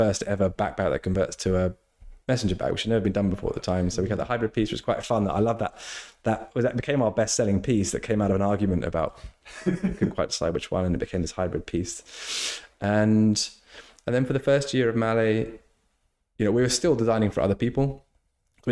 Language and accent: English; England, United Kingdom; I was born in England.